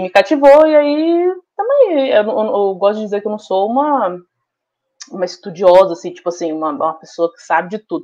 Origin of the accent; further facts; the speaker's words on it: Brasília, Federal District, Brazil; sou de Brasília